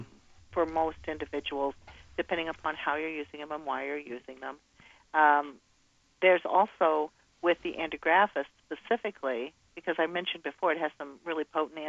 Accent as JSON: {"language": "English", "region": "Midwest", "country": "United States", "said": "I'm from the Midwest"}